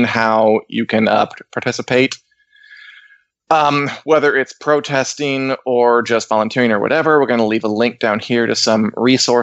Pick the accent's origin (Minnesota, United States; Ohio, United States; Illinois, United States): Illinois, United States; Springfield; I was born in Springfield, Illinois